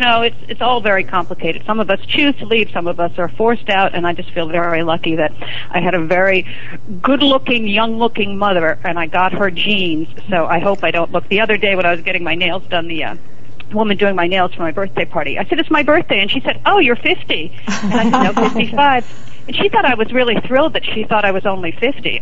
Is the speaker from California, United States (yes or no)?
no; New York City, New York, United States; also born or lived in Providence, Rhode Island; I grew up in Manhattan, on the Upper East Side of Manhattan